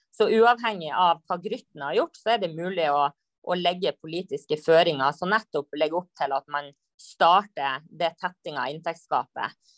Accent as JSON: {"language": "Norwegian", "town": "Lavangen", "region": "Troms", "country": "Norway", "said": "jeg er jo fra Saugård i eh, Nord-Norge, Lavangen"}